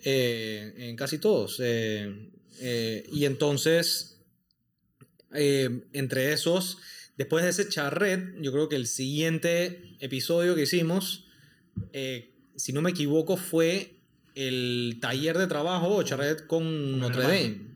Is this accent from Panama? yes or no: yes; Panama; los panameños